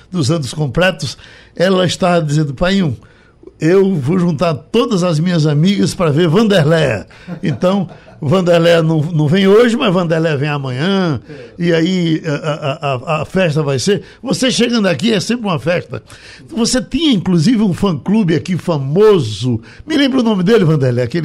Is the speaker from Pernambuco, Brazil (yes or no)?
yes; Recife, Pernambuco, Brazil; já tô aqui em Recife, que é minha terra, né? Minha terra, Recife